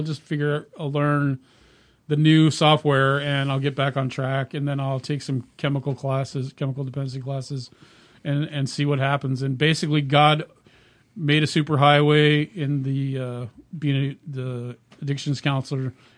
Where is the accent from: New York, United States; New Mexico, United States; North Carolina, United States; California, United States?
California, United States; moved away as an adult; also born or lived in Minnesota; now in Oregon, United States; We're originally from California